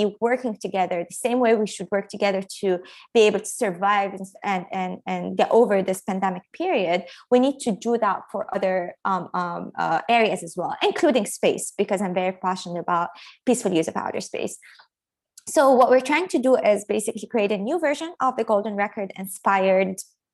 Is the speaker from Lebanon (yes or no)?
yes; Lebanon; moved away; growing up in Lebanon